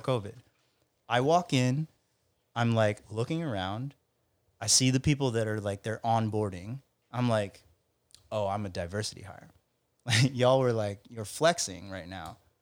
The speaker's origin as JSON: {"language": "English", "region": "Alabama", "country": "United States", "tie": "born or raised there", "moved": "yes", "said": "in my home state"}